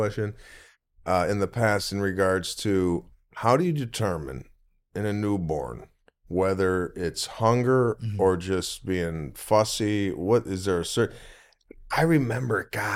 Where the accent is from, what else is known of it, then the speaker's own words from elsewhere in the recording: Arlington Heights, Illinois, United States; from Chicago, my hometown. I'm actually from Arlington Heights